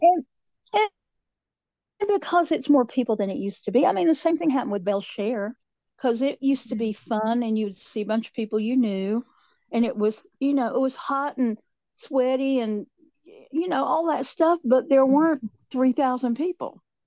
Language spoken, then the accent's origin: English; Appalachia, United States; accent: southern